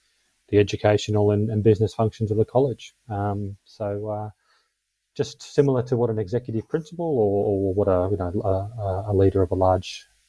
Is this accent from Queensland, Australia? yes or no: yes; Brisbane, Queensland, Australia; moved away as an adult; also born or lived in Albury, New South Wales; now in Suzhou, China; Came to Brisbane when I was five, did all my schooling in Brisbane. Brisbane's home.